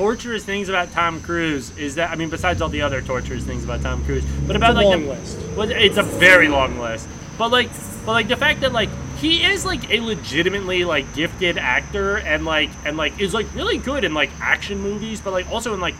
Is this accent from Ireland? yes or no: no; Canada; We're Canadian.